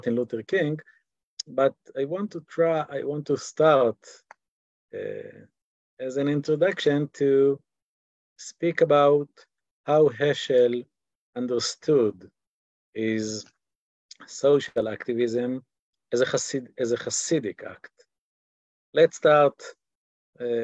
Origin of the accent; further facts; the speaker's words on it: Israel; accent: Israeli; English is a second language; speak English in my Israeli accent